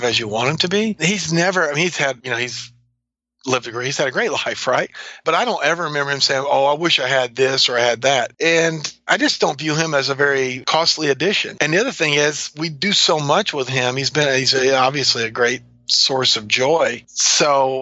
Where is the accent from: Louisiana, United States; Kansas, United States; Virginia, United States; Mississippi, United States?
Louisiana, United States; New Orleans; moved away; also born or lived in North Georgia / LaGrange, Georgia / Saudi Arabia; I grew up in New Orleans, so we like to eat.